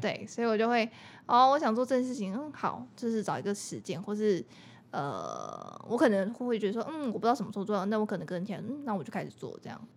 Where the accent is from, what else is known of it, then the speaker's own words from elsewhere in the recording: Taiwan; 身为台湾人